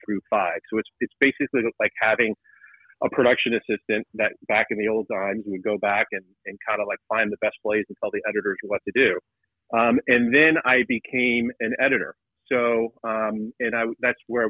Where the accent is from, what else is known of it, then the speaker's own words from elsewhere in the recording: Atlanta, Georgia, United States; I grew up in Atlanta